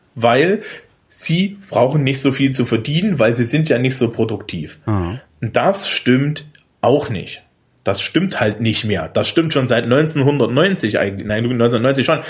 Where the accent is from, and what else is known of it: Thuringia, Germany; born or raised there; moved away